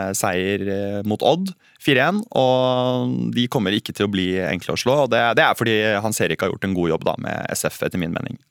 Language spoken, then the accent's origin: Norwegian; Sandefjord, Vestfold, Norway; Jeg er fra Sandefjord, jeg er glad i Sandefjord.